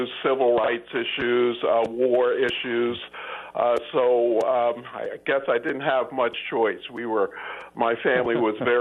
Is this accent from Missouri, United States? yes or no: no; outside of Philadelphia, Pennsylvania, United States; moved away as an adult; also born or lived in England / San Francisco, California; now in Nevada County, United States; in a place outside of Philadelphia, up as a Quaker